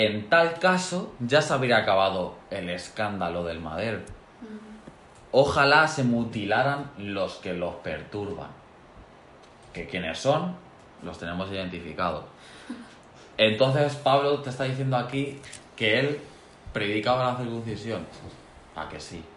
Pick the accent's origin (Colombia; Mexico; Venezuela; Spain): Spain; Yo como español